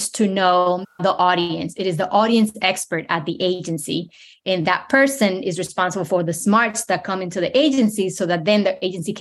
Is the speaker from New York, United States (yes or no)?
yes; New York City, New York, United States; moved away as an adult; also born or lived in Dominican Republic / Ohio / Richmond, Virginia; now in South Florida, United States; moved to the New York City when I was 10. Grew up in New York City in the Bronx, that still feels like home